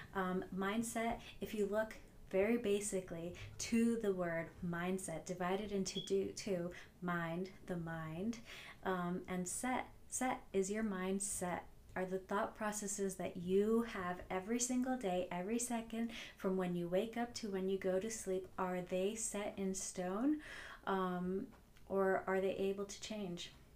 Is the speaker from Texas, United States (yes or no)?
no; New Jersey, United States; I'm from New Jersey, so you know I have that Jersey attitude on the highway